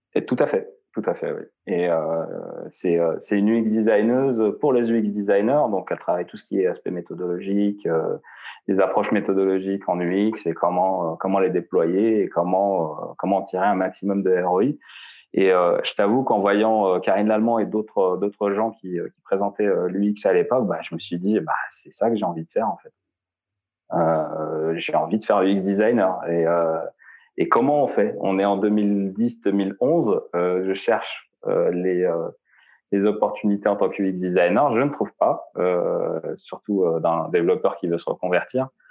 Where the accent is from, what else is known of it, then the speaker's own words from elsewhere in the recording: Algeria; moved away as an adult; now in France; je suis né en Algérie, j'ai grandi en Algérie euh, jusqu'à jusqu'à ce que j'empoche mon bac S.